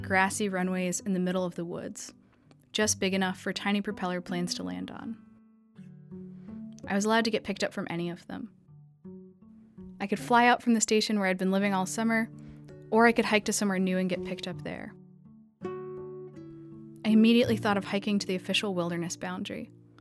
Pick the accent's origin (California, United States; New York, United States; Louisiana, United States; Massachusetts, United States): New York, United States; New York City; also born or lived in Idaho; I grew up in New York City, and I had one of the most urban childhoods imaginable